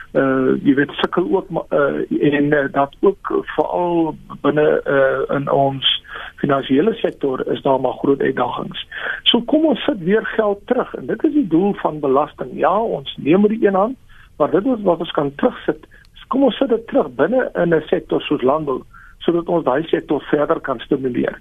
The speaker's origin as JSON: {"language": "Afrikaans", "country": "South Africa", "said": "ons as as Afrikaners"}